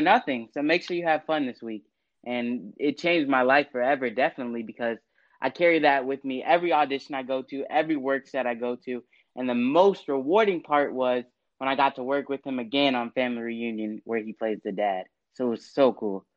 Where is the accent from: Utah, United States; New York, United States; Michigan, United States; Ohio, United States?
Ohio, United States; West Chester; my hometown of Westchester, Ohio